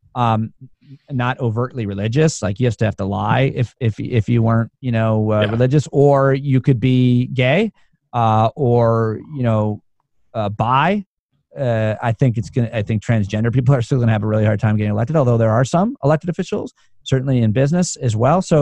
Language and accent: English; New York, United States; Being a New Yorker